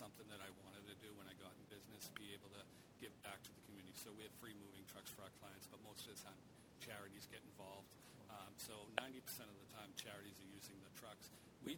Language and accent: English; Weymouth, Massachusetts, United States; I grew up in Weymouth